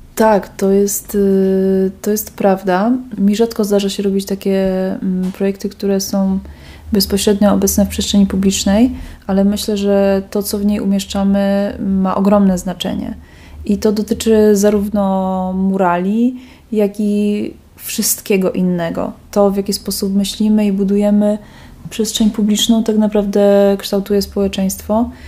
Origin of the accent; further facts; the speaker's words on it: Kraków, Lesser Poland, Poland; moved away as an adult; now in Wrocław, Poland; Ja nie jestem wrocławianką oryginalnie, pochodzę z Krakowa